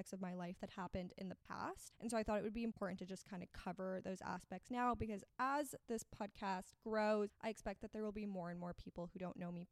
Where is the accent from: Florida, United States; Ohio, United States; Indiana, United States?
Florida, United States; Miami; also born or lived in Austin, Texas; I am from Miami, Florida. I grew up here, but I actually was born in Austin, Texas